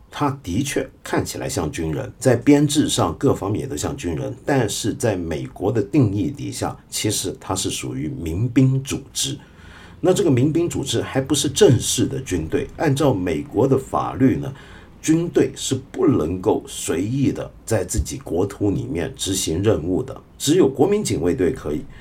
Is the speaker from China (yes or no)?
yes; China; 我们中国人